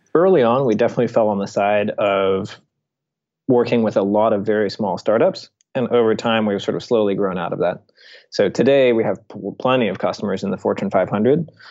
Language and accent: English; Seattle, Washington, United States; I grew up in Seattle and I worked at his rocket company, Blue Origin, as a high school intern.